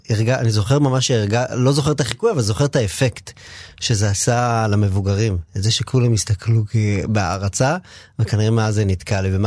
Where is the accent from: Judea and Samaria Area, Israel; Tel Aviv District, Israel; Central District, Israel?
Judea and Samaria Area, Israel; Ma'ale Adumim; אני גדלתי בבית שהוא היה בית אה, ימני, כאילו באופן כללי, לא, לא איזה אידיאולוגיה גדולה וזה, אבל זה היה זה היה הבונטון גם מסביב במעלה אדומים.